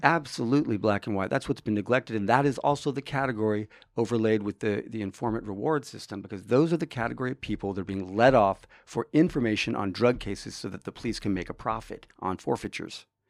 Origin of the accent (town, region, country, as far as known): Orange County, California, United States; born or raised there; also born or lived in Hollywood, Los Angeles, California / Tonga (possibly garbled place name); now in Humboldt County, United States